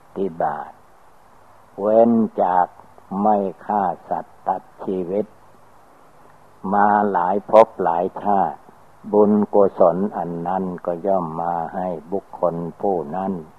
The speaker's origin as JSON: {"language": "Thai", "country": "Thailand", "tie": "born or raised there", "said": "เราก็ได้เกิดมาในประเทศไทย"}